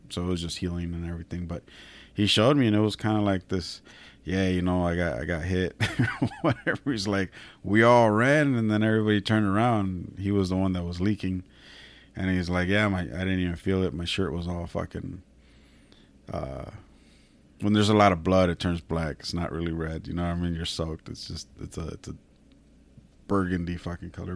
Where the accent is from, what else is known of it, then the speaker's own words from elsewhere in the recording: Salinas, California, United States; I was born and raised in Salinas